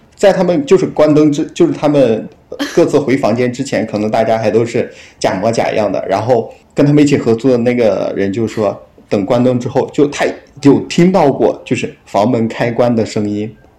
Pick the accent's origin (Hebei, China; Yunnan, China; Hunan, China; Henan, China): Henan, China; now in Guangzhou, China; 然后我老家是河南的